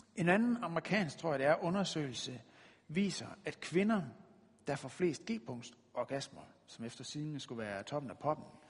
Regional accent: West Jutland, Denmark; vi er jo fra Vestjylland af

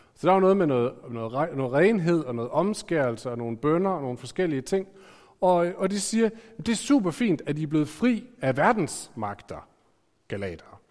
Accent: Aarhus, Central Denmark Region, Denmark; jeg er født i Aarhus

